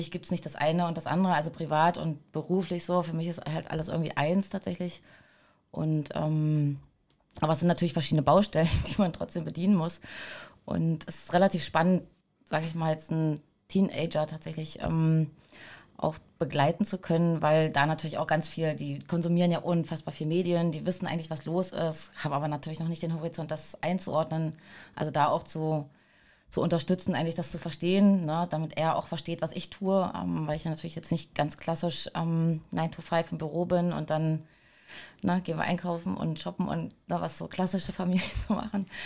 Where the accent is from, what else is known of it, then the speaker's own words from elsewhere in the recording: Altmark, northern Saxony-Anhalt, Germany; ich komme aus dem Norden von Sachsen-Anhalt, aus der Altmark.